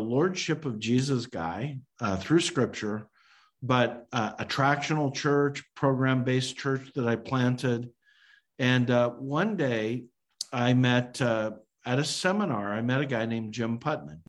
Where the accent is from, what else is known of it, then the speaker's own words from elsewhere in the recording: Calgary, Alberta, Canada; a student at the University of Calgary in my hometown of Calgary, Alberta, Canada